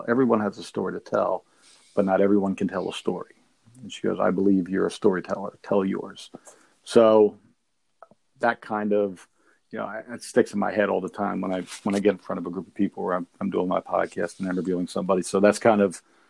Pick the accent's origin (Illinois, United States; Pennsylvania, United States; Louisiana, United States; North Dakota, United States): Pennsylvania, United States; Pottstown; I'm from Pottstown. I grew up in town